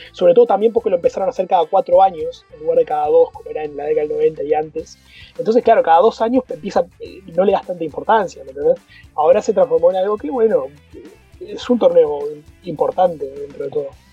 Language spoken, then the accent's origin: Spanish; Uruguay; Como uruguayo